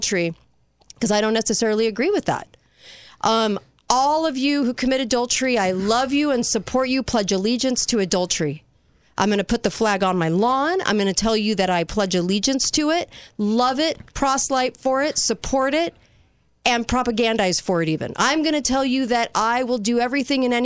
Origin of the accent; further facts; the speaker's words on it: United States; I'm American.